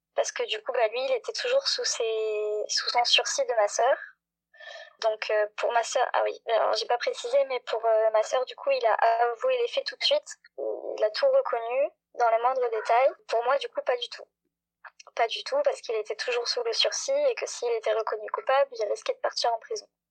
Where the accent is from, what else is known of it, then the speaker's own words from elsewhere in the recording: Montpellier, Occitania, France; très loin de chez moi à Montpellier